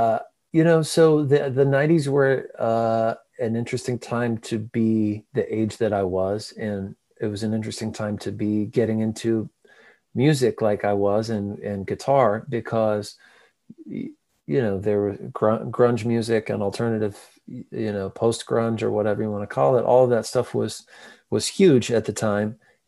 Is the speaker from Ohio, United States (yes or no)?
no; rural Missouri, United States; moved away as an adult; now in Nashville, United States; Yeah, rural Missouri, sort of just the middle of really of nowhere, middle of the country. And my grandfather's a farmer, and we lived, you know, the closest town, like where I went to school, was population